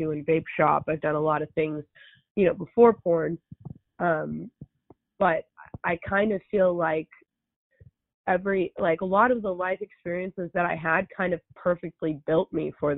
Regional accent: Los Angeles, California, United States; I grew up in the San Fernando Valley

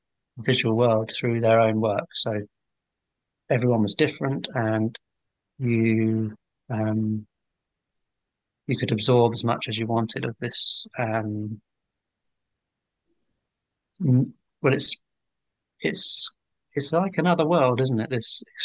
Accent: Welwyn Garden City, East of England, United Kingdom; moved away as an adult; now in London, United Kingdom; I'm from Hertfordshire, I should have said. I'm well in Garden City, so I moved to London and did my degree

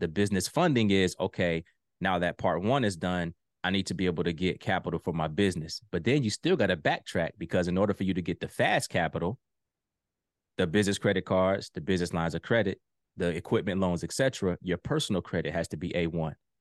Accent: Virginia Beach, Virginia, United States; moved away as an adult; now in Ohio, United States; So I'm originally from Virginia Beach, Virginia, but I live in Ohio now.

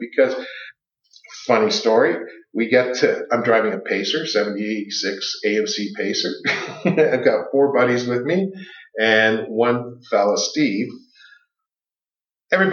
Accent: Toronto, Ontario, Canada; also born or lived in North York / Scarborough / Mississauga; now in Alliston, Canada; Born and raised in Toronto.

